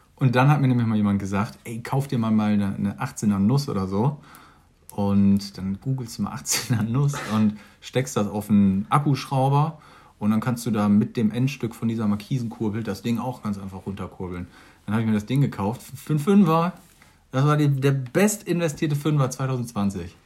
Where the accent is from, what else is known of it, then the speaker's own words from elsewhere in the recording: Germany; wir sind Deutsch